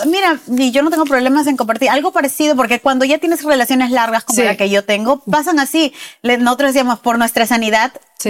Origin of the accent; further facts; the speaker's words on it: Peru; yo soy de Perú